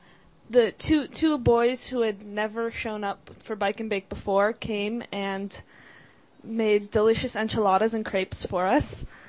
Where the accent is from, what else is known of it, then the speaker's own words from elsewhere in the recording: Los Angeles, California, United States; I'm actually from Encino. Whatever, it's all the valley, right? I'm also 18